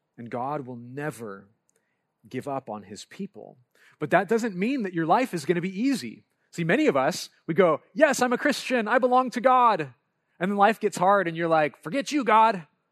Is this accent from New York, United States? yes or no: no; Lompoc, California, United States; moved away; I grew up in Lompoc, California, and as much as I don't like to claim it, my home is Lompoc